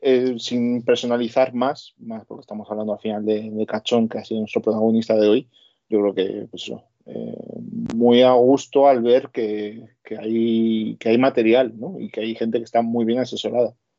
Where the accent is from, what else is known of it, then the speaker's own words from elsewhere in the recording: Basque Country, Spain; yo soy vasco.